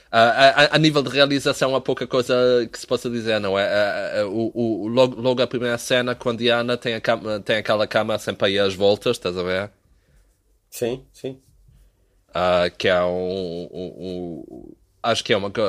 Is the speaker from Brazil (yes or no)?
no; Azores, Portugal; Não, tu sabes que quando os continentais vêm à nossa terra filmar um filme, nós nem queremos